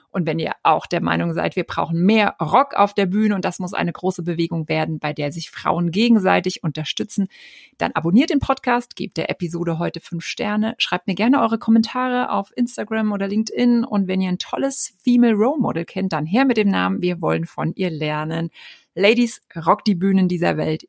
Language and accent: German; East Germany, Germany; ich bin auch aus Ostdeutschland